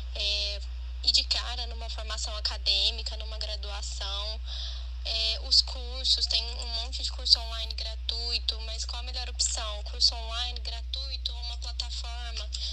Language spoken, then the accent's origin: Portuguese; Franca, São Paulo, Brazil; sou aqui de Franca, interior de São Paulo